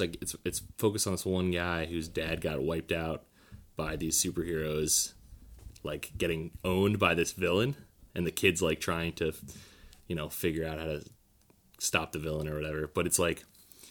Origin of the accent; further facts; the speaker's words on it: United States; being an American